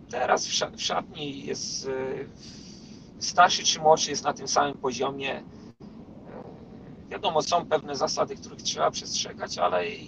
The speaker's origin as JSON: {"language": "Polish", "country": "Poland", "moved": "yes", "said": "Ja, ja wyjechałem z Polski w 2012 roku."}